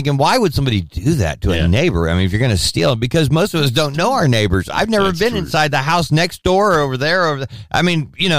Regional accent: United States; because I'm an American

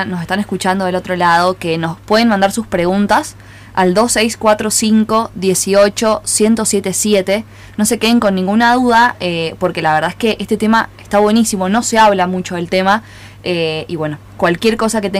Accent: San Juan, Argentina; comprometamos como sanjuaninos y argentinos

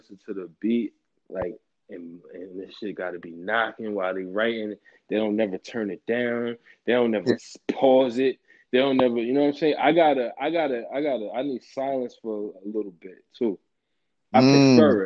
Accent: Westchester, New York, United States; I'm from Westchester

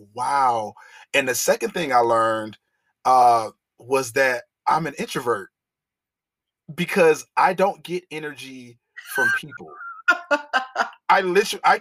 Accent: Liberia; I'm Liberian, so we're more docile people

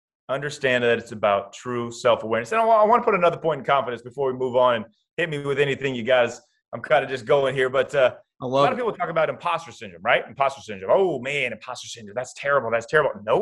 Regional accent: Iowa, United States; Kyle Korver, who I grew up with in Iowa

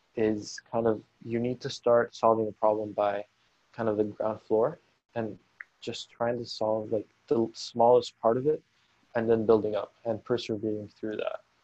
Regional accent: Caracas, Capital District, Venezuela; moved away as an adult; I grew up in Caracas. Um, I lived there for about 18 years.

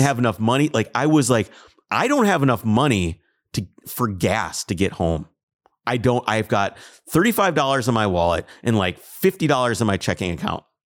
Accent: Minnesota, United States; I'm from Minnesota

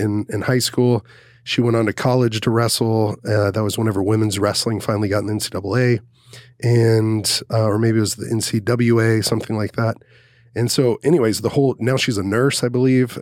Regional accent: Dallas, Texas, United States; I grew up in Dallas. I graduated in Dallas

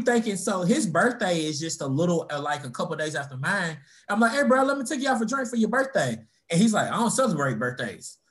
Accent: Louisville, Kentucky, United States; also born or lived in Florida; we all growing up in Louisville

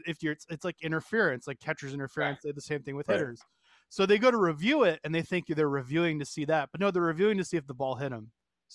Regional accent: New York, United States; moved away; I grew up in New York and then I moved here

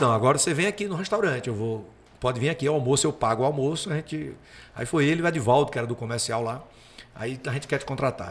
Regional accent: Picuí, Paraíba, Brazil; moved away as an adult; also born or lived in João Pessoa / Campina Grande; now in Vitória, Brazil; eu sou de Picuí, na Paraíba. E a minha cidade é, é a terra da carne de sol

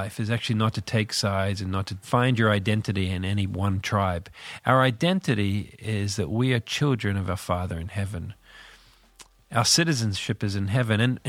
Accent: Northern Ireland, United Kingdom; also born or lived in New Zealand; I'm from this little country called Northern Ireland. I was born in New Zealand, but lived in Northern Ireland all my life.

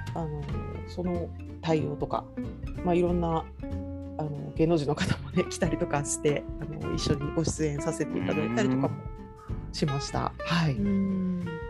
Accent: Toyama, Japan; moved away as an adult; now in Yokohama, Japan; 富山に帰るって帰って先生をやるという条件のもと上京した

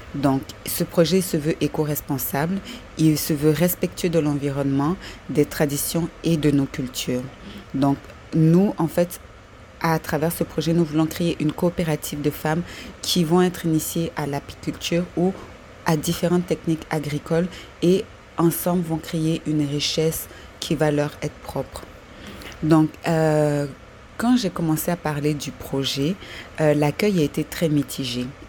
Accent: Côte d’Ivoire; now in Montreal, Canada; je suis une Corrie vivant à Montréal et qui a pour but d'aller s'installer en Côte d'Ivoire, mon pays natal

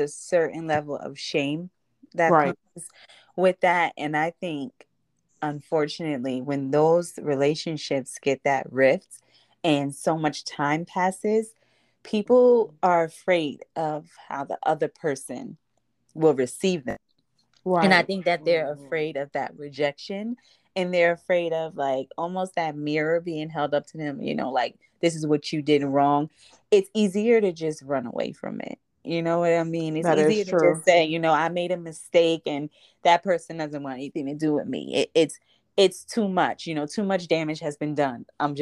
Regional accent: Jersey City, New Jersey, United States; I grew up in Jersey City. My family's from Jersey City

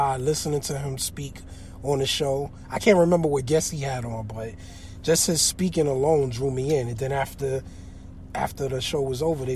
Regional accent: Northeast, United States; I'm from the Northeast

